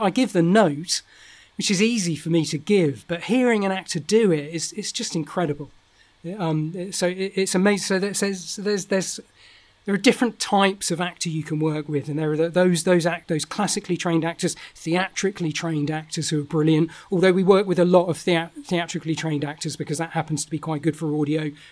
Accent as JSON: {"language": "English", "area": "South and southeast of the UK", "region": "South East England", "country": "United Kingdom", "accent": "Estuary English", "said": "my accent is a very sort of it's called Estuary English, which is a sort of expansion of London, of a London accent. It's a very southern. Accent."}